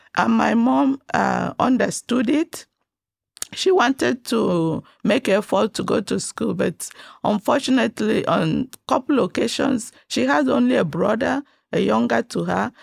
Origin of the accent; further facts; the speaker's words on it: Nigeria; now in Texas, United States; I was born and brought up in Nigeria